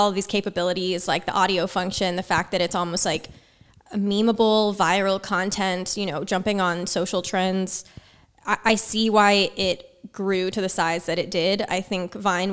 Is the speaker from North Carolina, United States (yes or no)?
yes; Charlotte, North Carolina, United States; moved away as an adult; now in New York City, United States; I was born and raised in North Carolina